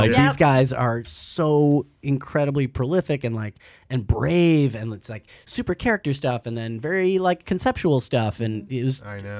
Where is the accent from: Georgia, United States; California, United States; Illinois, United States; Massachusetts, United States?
California, United States; Santa Barbara; moved away as an adult; also born or lived in Toronto, Canada / Los Angeles; I grew up in Santa Barbara, California.